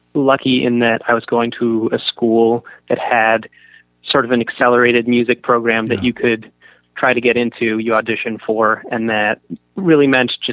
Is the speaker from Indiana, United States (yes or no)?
no; San Francisco, California, United States; moved away as an adult; also born or lived in Boston; I was 18 and from San Francisco